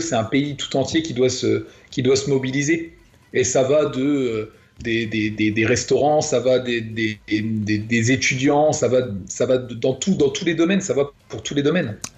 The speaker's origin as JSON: {"language": "French", "country": "France", "said": "nous, la France, on est censé être un grand pays"}